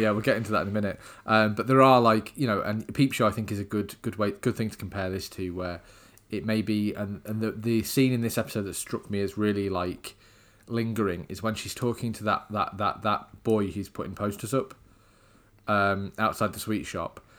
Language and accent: English; England, United Kingdom; I am unfortunately English